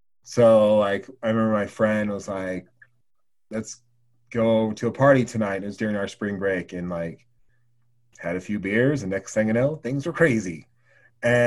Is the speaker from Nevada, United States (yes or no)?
no; Oregon, United States; moved away; also born or lived in Laramie, Wyoming; when we were growing up in Oregon